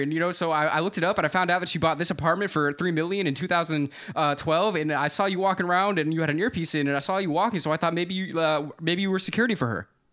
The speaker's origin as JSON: {"language": "English", "region": "Florida", "country": "United States", "tie": "born or raised there", "said": "I grew up in Florida"}